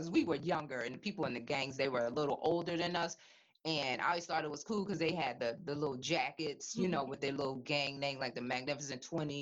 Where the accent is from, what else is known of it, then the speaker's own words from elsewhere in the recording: Hartford, Connecticut, United States; growing up in Bellevue Square